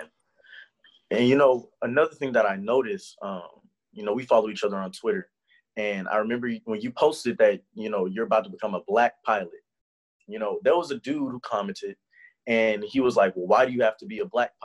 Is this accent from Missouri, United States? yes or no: no; Houston, Texas, United States; moved away as an adult; also born or lived in Nashville, Tennessee; I'm from Houston